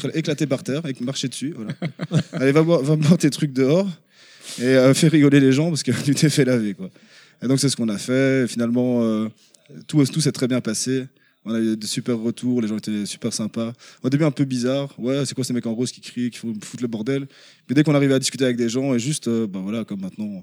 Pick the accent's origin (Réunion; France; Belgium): Belgium; Brussels, Brussels-Capital Region; De Bruxelles, en Belgique